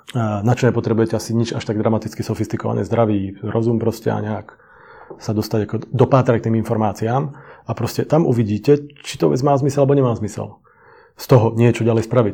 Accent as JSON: {"language": "Slovak", "country": "Slovakia", "moved": "as an adult", "lives_now": "Czech Republic", "said": "obidvaja sme Slováci, síce tu žijeme 22 let"}